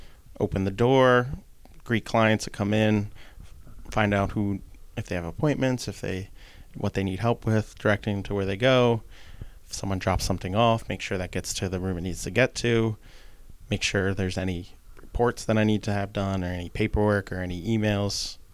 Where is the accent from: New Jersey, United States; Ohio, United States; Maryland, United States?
New Jersey, United States; Linwood; I am locally from Linwood. went to Our Lady of Sorrows Parish growing up. So I'm born and raised in Atlanta County. Thanks to my lovely parents who met here in Atlantic City. So I get to stay here, which is nice.